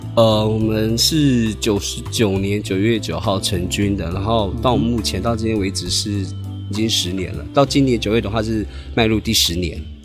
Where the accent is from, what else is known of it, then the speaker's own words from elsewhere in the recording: Tai'an, Miaoli County, Taiwan; 我是来自苗栗泰安的泰雅族